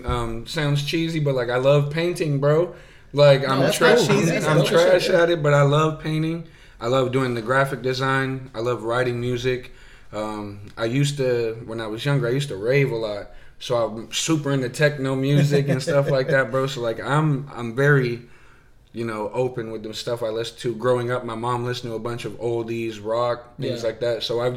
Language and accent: English; Arizona, United States; also born or lived in Glendale / Phoenix / Mesa / Tempe; where did I grow up? Where'd you grow up? Yeah. Out in Arizona.